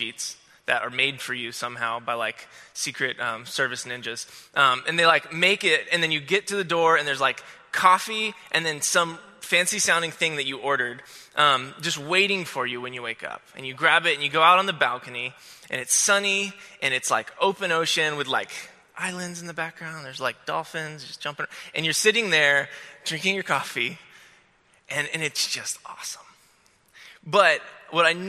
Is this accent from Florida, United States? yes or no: yes; Florida, United States; I'm from Florida